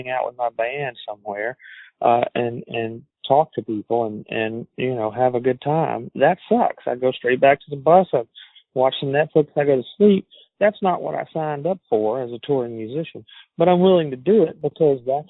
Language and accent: English; Alabama, United States; accent: southern; I'm from Alabama and I have a southern accent